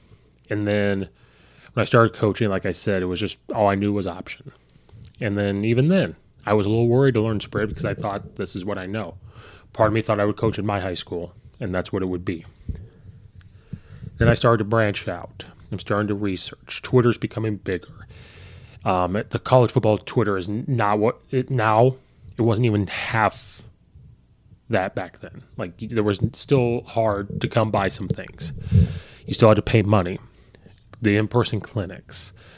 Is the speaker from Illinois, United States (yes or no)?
yes; Illinois, United States; I'm from Illinois. I'm an Illinois fan, of course.